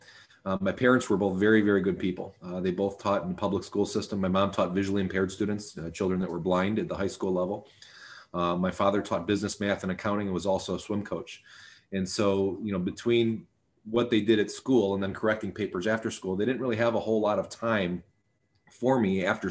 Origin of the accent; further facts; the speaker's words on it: Sterling Heights, Michigan, United States; I grew up in Sterling Heights, Michigan, which is a suburb of Detroit